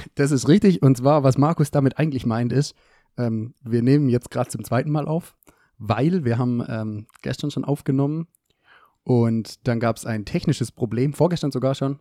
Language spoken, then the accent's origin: German; Germany; wie ich natürlich als, äh, Deutscher bin